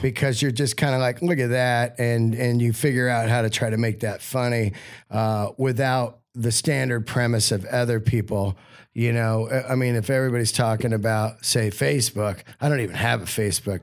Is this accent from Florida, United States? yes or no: no; Bay Area, California, United States; also born or lived in Yosemite; I was raised in the Bay Area